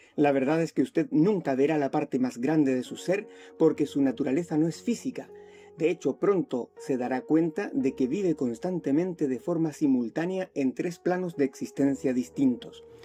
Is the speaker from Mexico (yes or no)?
no; Chile; also born or lived in Spain; vivo acá en Chile, soy chileno y español